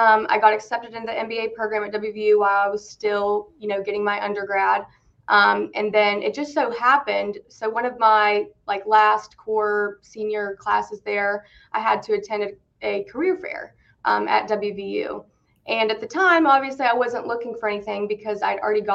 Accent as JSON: {"language": "English", "region": "West Virginia", "country": "United States", "tie": "born or raised there", "accent": "country twang", "moved": "as an adult", "lives_now": "Cincinnati, United States", "said": "born and raised in West Virginia. So if you hear a little bit of a country twang, as they call it here in Cincinnati, that's why."}